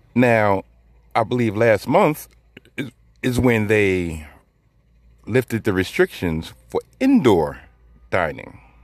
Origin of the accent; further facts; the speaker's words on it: New York City, New York, United States; I'm from New York City, I live in New York City, and I currently work in New York City